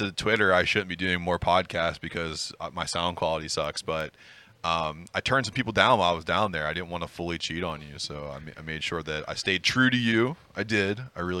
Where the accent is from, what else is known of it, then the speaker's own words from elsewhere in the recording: Pennsylvania, United States; I'm from Pennsylvania.